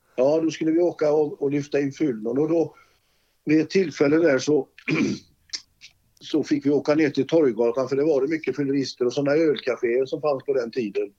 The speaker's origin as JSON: {"language": "Swedish", "town": "Gothenburg", "region": "Västra Götaland", "country": "Sweden", "tie": "born or raised there", "moved": "as an adult", "lives_now": "Sala, Sweden", "said": "Jag var ju född i Olskroken"}